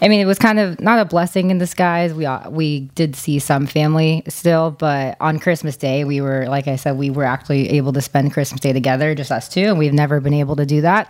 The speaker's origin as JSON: {"language": "English", "town": "Temecula", "region": "California", "country": "United States", "also_born_or_lived": "Philippines (ancestry)", "lives_now": "Oceanside, United States", "said": "I have 100 cousins just in the Temecula area, too, because we're all from there."}